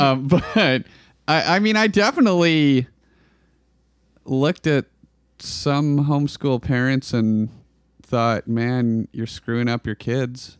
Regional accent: Klamath Falls, Oregon, United States; I grew up in Klamath Falls

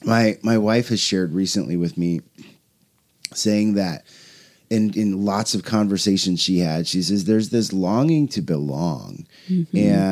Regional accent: Portland, Oregon, United States; Jennifer, we grew up here in North Portland, you know, in the 90s, 80s and 90s

